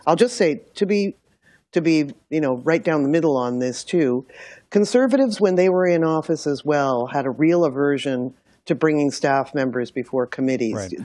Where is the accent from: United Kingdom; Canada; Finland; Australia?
Canada; Milton, Ontario; I'm from Milton